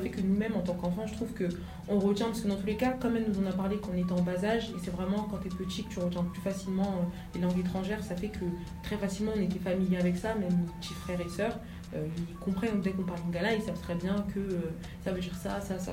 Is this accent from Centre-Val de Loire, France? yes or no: no; Argenteuil, Île-de-France, France; also born or lived in Seine-Saint-Denis; je suis née Argenteuil. on est dans le 95, après on a fait un peu tout le 9-3.